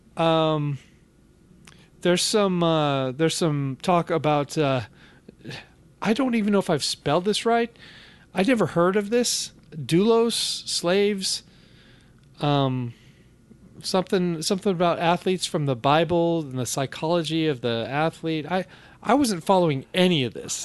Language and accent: English; Bellevue, Washington, United States; also born or lived in Seattle; Bellevue, my hometown. I was born in Seattle, but I was raised in Bellevue.